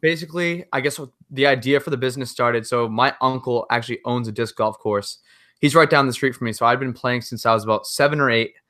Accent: Massachusetts, United States; I'm from Massachusetts

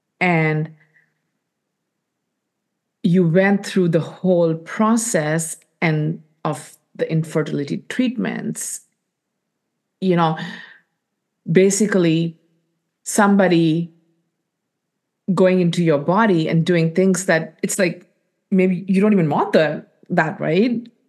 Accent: India; You know, as women, and more specifically as Indian women, we do things to make other people happy, to give to other people.

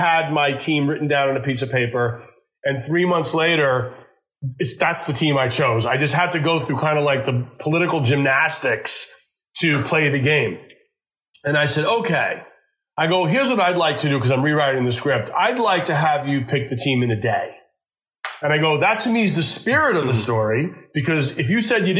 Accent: Huntington, New York, United States; I grew up on Long Island in Huntington

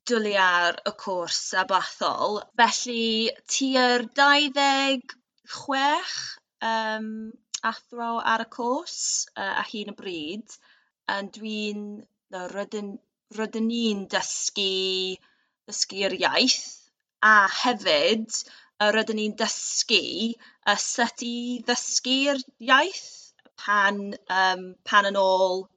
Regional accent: Cardiff, Wales, United Kingdom; Welsh is a second language; dwi'n byw yng Nghaerdydd a dwi'n dod o Caerdydd um, hefyd.

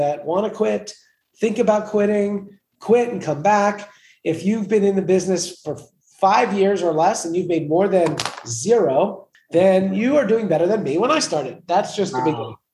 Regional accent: New York City, New York, United States; I'm from New York. I grew up in Queens, New York, a place suited for kings

